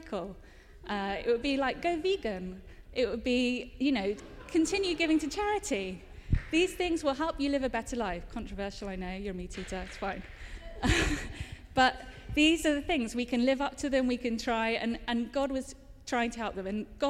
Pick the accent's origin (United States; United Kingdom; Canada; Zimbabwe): United Kingdom; Cholsey, South East England; moved away; my hometown, Cholsey